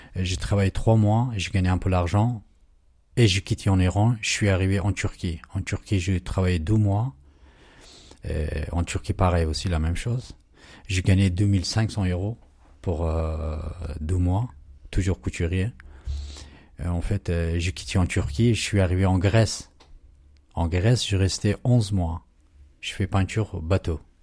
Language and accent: French; Pakistan; French is a second language; moved away as an adult; now in France; j'ai quitté mon Pakistan.